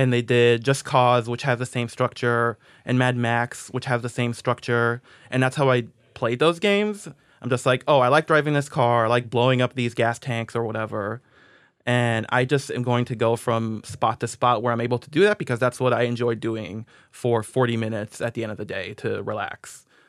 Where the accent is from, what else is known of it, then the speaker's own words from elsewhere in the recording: Israel; moved away; I grew up in Israel, so I was, like, on a Hebrew speaking message board